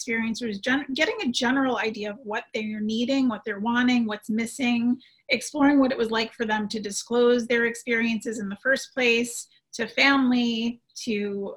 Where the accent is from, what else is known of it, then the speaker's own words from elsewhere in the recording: New York City, New York, United States; as a New Yorker